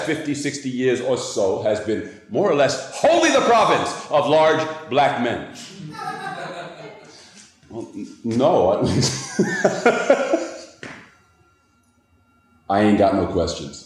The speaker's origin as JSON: {"language": "English", "country": "United States", "said": "I'm an American"}